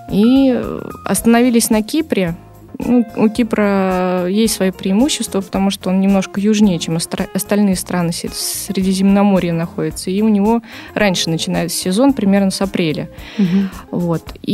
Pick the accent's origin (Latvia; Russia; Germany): Russia; Saint Petersburg; Сказала, что я из Санкт-Петербурга и хочу с вами работать.